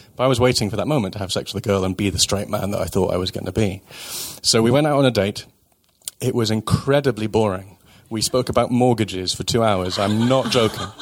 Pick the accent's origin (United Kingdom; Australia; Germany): United Kingdom; I'm British